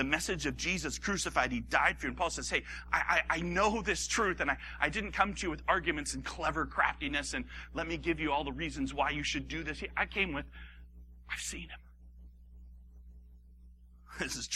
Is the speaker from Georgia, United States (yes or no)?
no; Hawaii, United States; I grew up in Hawaii